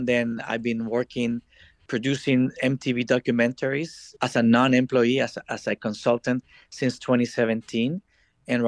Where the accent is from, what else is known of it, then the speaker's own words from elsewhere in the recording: El Salvador; moved away as an adult; also born or lived in Washington, D.C., United States / Miami, United States; I was born and raised in El Salvador